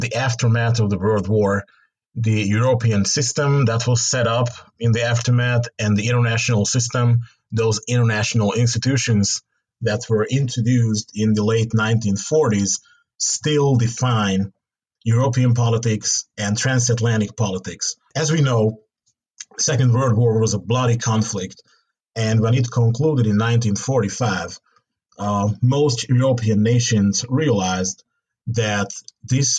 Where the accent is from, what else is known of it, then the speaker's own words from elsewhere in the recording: Budapest, Hungary; moved away as an adult; also born or lived in Texas; born and raised in Budapest, Hungary